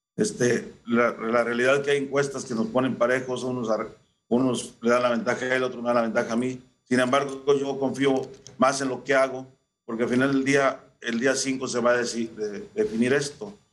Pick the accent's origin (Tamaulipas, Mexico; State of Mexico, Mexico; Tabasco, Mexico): Tamaulipas, Mexico; Xicoténcatl; acá en la región de Cañera, la región Cañera de mi pueblo, Jicotencal.